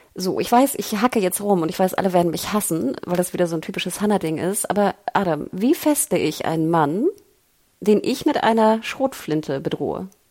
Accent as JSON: {"language": "German", "area": "the North", "region": "Northern Germany", "country": "Germany", "said": "ich komme ja aus dem Norden"}